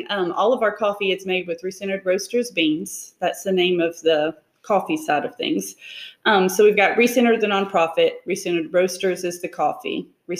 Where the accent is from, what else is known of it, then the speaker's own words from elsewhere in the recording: Decatur, Alabama, United States; I am from Decatur. Okay. So the Tennessee Valley area.